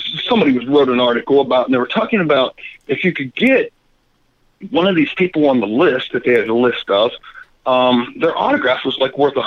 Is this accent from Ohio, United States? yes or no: yes; Ohio, United States; I grew up in Ohio